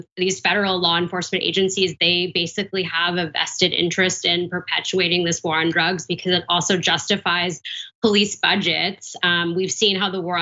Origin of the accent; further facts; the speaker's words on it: Vancouver, British Columbia, Canada; my hometown, Vancouver, Canada